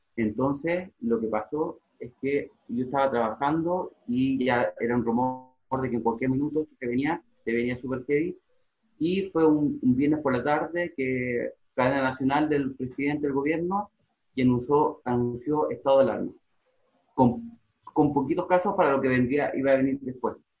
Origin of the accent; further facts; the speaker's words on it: Chile; moved away as an adult; now in Madrid, Spain; yo vengo de Chile